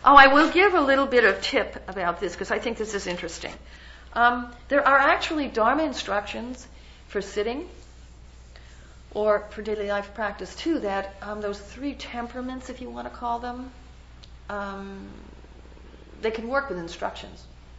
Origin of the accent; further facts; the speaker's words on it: New York, United States; Hey, I'm just from New York, you know? And even though I've lost my accent, you know, I'm proud of it, you know, and I don't have an issue.